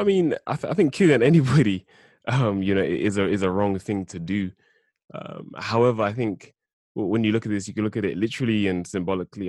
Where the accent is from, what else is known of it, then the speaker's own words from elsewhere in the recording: London, United Kingdom; born and raised in South London